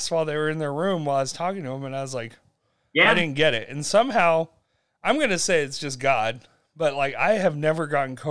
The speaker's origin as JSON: {"language": "English", "region": "Utah", "country": "United States", "said": "I'm like, Utah"}